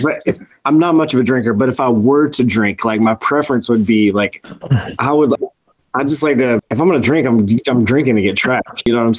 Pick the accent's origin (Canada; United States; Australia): United States; North Carolina; moved away as an adult; now in Wisconsin, United States; I'm from North Carolina, but I live in Wisconsin now.